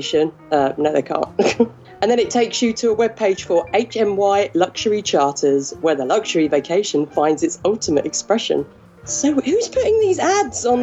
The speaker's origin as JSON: {"language": "English", "region": "England", "country": "United Kingdom", "said": "I'm English"}